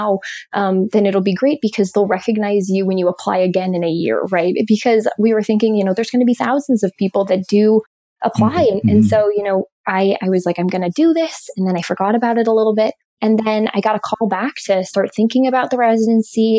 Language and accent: English; Seattle, Washington, United States; I grew up in Seattle